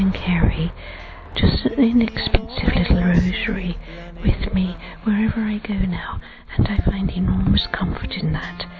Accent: London, United Kingdom; I'm from London

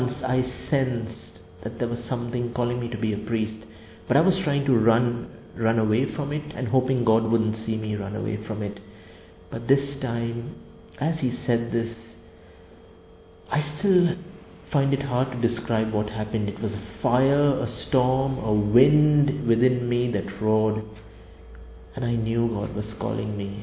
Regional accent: Karachi, Sindh, Pakistan; I'm from the Archdiocese of Karachi in Pakistan

